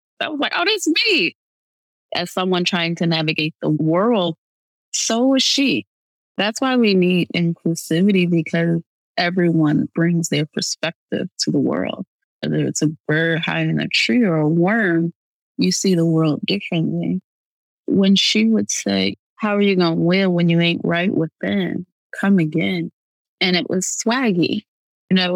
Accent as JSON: {"language": "English", "region": "Midwest", "country": "United States", "moved": "yes", "lives_now": "Rochester, United States", "said": "I was 12. I'm from the Midwest"}